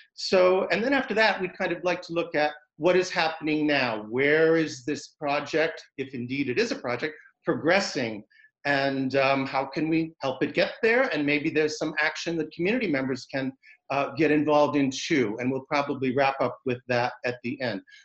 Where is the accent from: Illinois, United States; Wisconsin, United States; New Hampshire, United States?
New Hampshire, United States; Concord; moved away; also born or lived in Pasadena, California; I'm from Concord in this area, but I had lived in Pasadena, California